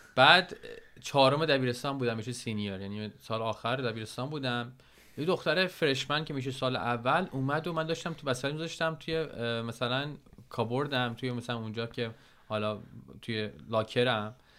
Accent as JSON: {"language": "Persian", "country": "Iran", "tie": "born or raised there", "moved": "as an adult", "said": "هر دوتامون 10 یازده ساله که از ایران اومدیم بیرون"}